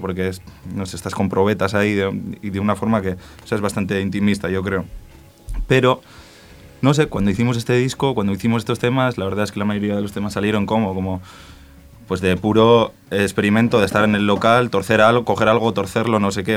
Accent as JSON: {"language": "Spanish", "country": "Spain", "said": "en mi pueblo, que es un pueblo de 2.000 habitantes, que se habla euskera en todos los rincones"}